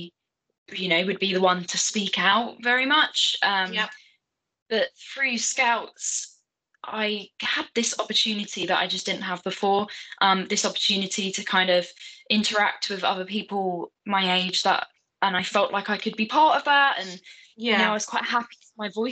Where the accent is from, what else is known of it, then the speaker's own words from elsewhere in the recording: London, United Kingdom; I'm from Southeast London